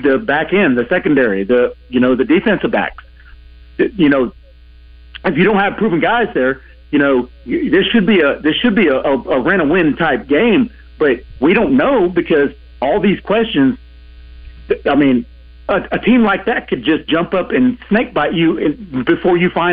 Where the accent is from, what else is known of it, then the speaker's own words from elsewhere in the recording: Clarksville, Arkansas, United States; moved away as an adult; now in Central Arkansas, United States; I'm from Clarksville, but you know, the past decade or so I've lived in Central Arkansas